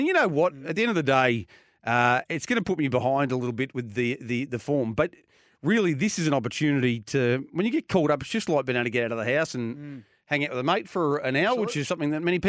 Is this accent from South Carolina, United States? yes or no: no; Detroit, Michigan, United States; Favourite pack of jokers has never been to my hometown, Detroit.